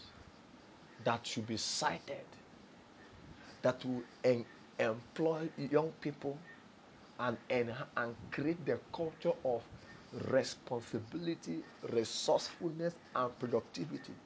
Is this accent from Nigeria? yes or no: yes; Nigeria; I'm a Nigerian before I'm Igbo, before I'm Yoruba, before I'm Hausa or Fulani. I'm a Nigerian first.